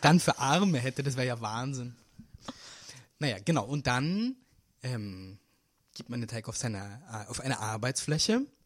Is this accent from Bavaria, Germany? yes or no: yes; Munich, Bavaria, Germany; now in Berlin, Germany; ich bin ja aus München